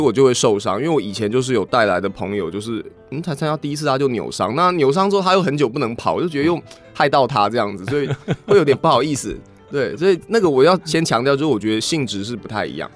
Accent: Xindian, New Taipei, Taiwan; 因为我老家是在新店，嗯哼。就从小居住的地方应该算城市的边缘

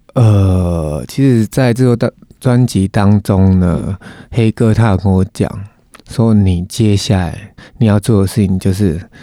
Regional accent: Changhua County, Taiwan; first language Taiwanese Hokkien; Chinese is a second language; also born or lived in Taipei; 在彰化会，跟那一些弟兄们，我们就讲台语

